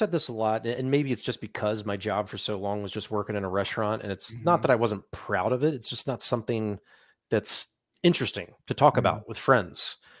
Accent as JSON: {"language": "English", "town": "Philadelphia", "region": "Pennsylvania", "country": "United States", "said": "we're immediately on the same page because we are from Philadelphia"}